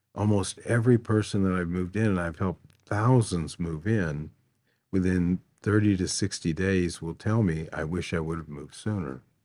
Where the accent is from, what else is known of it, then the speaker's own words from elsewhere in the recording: St. Louis, Missouri, United States; I grew up here in Saint Louis, relatively poor.